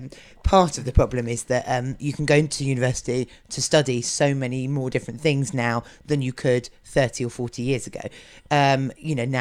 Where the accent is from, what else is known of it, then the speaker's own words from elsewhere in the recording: Lewes, South East England, United Kingdom; I was born and raised in Lewes, which is Norman Baker's constituency.